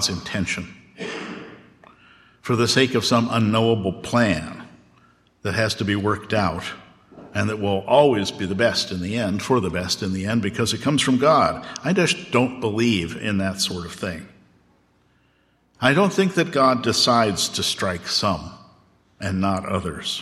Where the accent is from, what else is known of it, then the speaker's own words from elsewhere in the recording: Oklahoma, United States; also born or lived in Southern California / Gettysburg, Pennsylvania; now in Elkins Park, United States; I grew up in Oklahoma